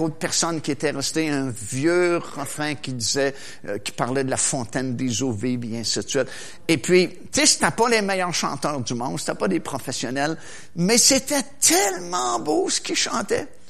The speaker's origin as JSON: {"language": "French", "town": "Trois-Rivières", "region": "Quebec", "country": "Canada", "tie": "born or raised there", "said": "à mon école, à Trois-Rivières, parce que moi je viens de Trois-Rivières"}